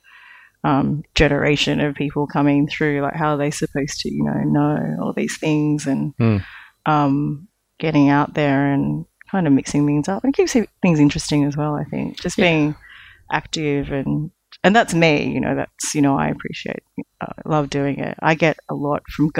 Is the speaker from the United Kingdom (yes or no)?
no; Australia; moved away; I'm from Australia